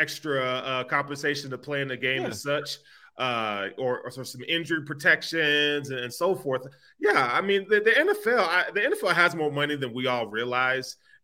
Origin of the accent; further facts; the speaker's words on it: the South, United States; accent: Southern; Y'all know I'm from the South